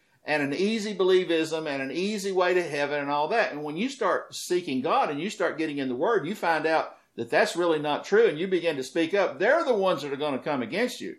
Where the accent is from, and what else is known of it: United States; also born or lived in the South (Bible Belt)